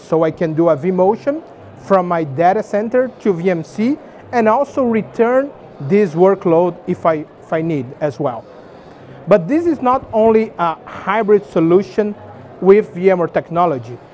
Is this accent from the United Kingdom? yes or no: no; Brazil; I'm from Brazil.